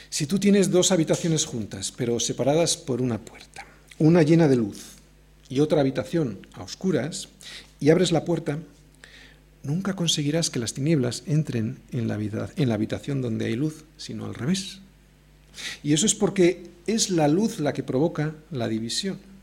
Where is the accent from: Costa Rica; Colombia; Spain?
Spain; Yo puedo tener un pasaporte argentino, pero en cuanto abro la boca, todo el mundo se da cuenta que soy español